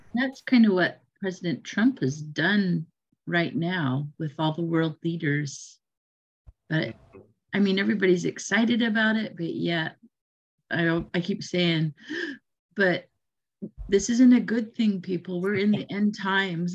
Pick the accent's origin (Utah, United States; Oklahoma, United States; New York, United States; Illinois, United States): Utah, United States; now in Oregon, United States; I grew up in Utah